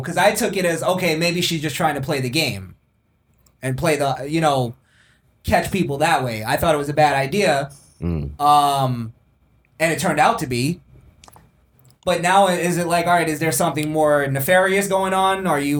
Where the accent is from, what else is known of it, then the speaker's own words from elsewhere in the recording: Chile; I come from Chile.